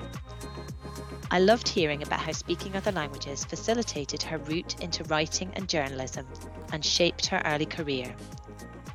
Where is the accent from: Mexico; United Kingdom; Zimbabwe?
United Kingdom; Scotland; I don't speak Gaelic and I'm Scottish